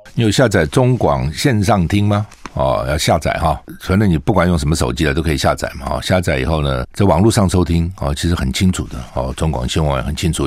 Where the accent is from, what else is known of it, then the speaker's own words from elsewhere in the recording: Taiwan; 对于我们台湾人来讲，那个地方薪水比， 比在国内多几倍